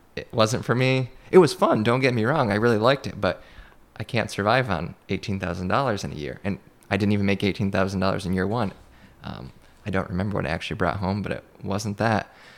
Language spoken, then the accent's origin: English; Madrid, New York, United States; growing up in Madrid